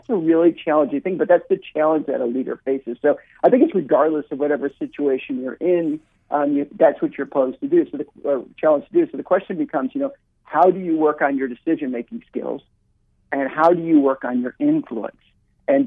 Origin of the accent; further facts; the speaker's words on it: Chicago, Illinois, United States; moved away; I grew up in Chicago